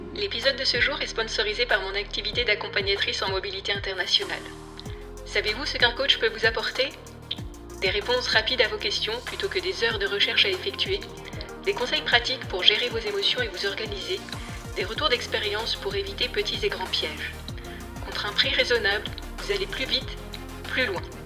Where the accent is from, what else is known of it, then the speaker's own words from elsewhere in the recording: Nice, Provence-Alpes-Côte d'Azur, France; now in Canada; en tant que niçoise